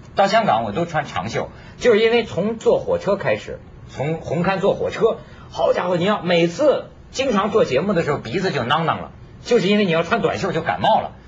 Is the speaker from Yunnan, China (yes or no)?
no; Beijing, China; now in Hong Kong; 我们北京